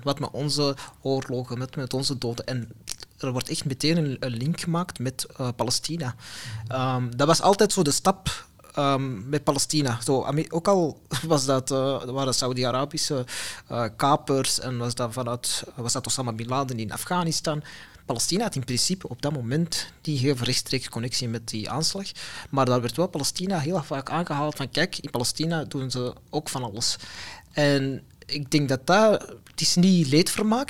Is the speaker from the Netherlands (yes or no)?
no; Antwerp, Flanders, Belgium; ik ben een Belg, ik ben een mhm. Vlaming, ik ben een Antwerpenaar.